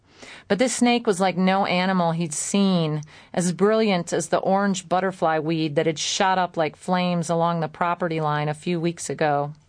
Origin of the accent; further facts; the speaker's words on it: Kalamazoo, Michigan, United States; And I've noticed in my hometown, I'm from Kalamazoo, and I've noticed that a lot of men don't know where to go or what to do now.